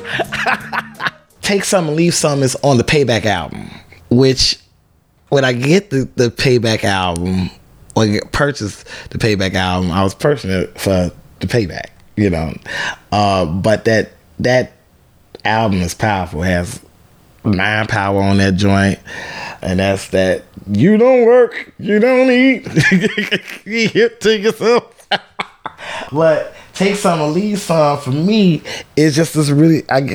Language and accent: English; Chicago, Illinois, United States; I am from Chicago, Illinois